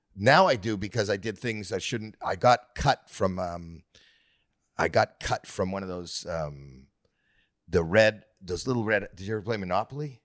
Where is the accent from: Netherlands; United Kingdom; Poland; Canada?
Canada; Well, I'm Canadian